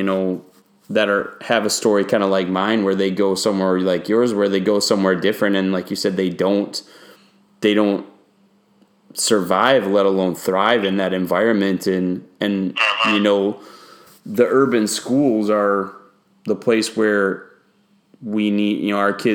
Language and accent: English; Wisconsin, United States; moved away as an adult; now in Houston, United States; I grew up in Wisconsin